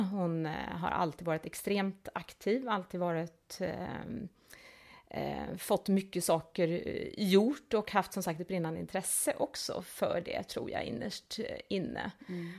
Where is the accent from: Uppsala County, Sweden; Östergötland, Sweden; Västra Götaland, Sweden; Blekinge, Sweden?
Östergötland, Sweden; outside Linköping; also born or lived in Älmhult / Delhi, India / Hong Kong / Singapore; now in Malmö, Sweden; Jag växte upp i Östergötland, eh, lite utanför Linköping